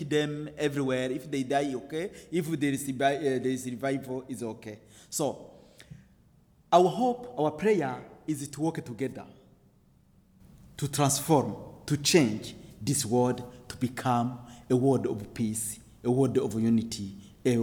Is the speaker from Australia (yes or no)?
no; Burundi; I am from the Hutu tribes of Burundi